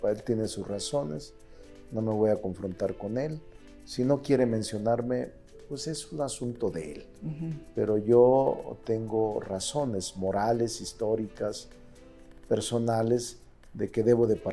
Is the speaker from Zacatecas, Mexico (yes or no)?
yes; Fresnillo, Zacatecas, Mexico; moved away as an adult; now in Mexico City, Mexico; Nací en Fresnillo, en Zacatecas en un poblado pequeño, un ejido que se llama Plateros, mm. que está como a seis kilómetros de Fresnillo.